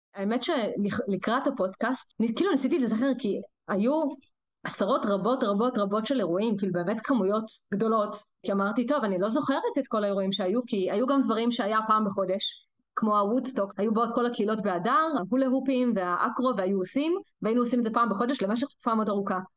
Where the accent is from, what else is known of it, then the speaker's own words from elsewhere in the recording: Rehovot, Central District, Israel; moved away as an adult; also born or lived in Kiryat Shmona; now in Haifa, Israel; אני לא חיפאית, אני מרחובות